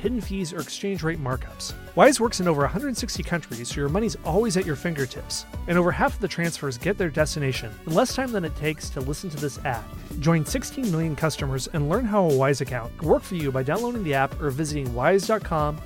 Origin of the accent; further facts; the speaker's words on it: United States; I'm from the United States